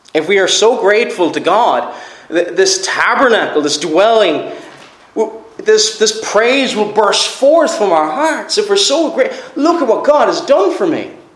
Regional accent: Cork, Munster, Ireland; moved away; I'm from Cork originally

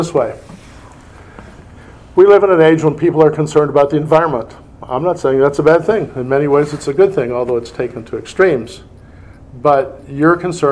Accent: Indiana, United States; I'm from Indiana, my wife's from Indiana

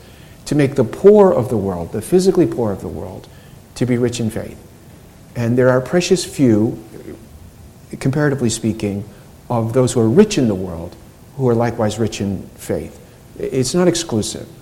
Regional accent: United States; I was born and raised in America and didn't really travel outside

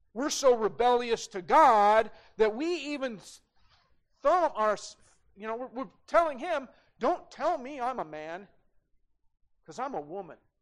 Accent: Great Falls, Montana, United States; as a young kid, man, uh, growing up in Great Falls, we had guns in the gun rack in the parking lot at CMR

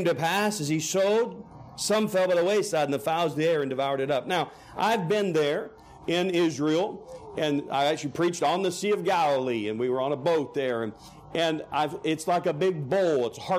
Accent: Canada; also born or lived in Oklahoma City, United States; I grew up in Canada. You wouldn't know it. My parents were missionaries in Canada. And I was born in Oklahoma City, but grew up there from age 4.

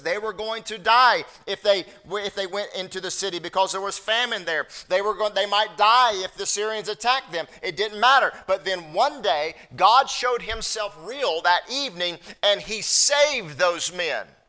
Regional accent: North Carolina, United States; I'm from North Carolina

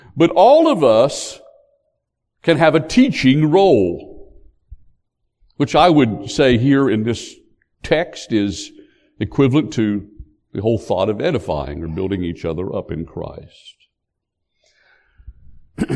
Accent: West Virginia, United States; now in North Carolina, United States; I was born in West Virginia. I've since come to North Carolina

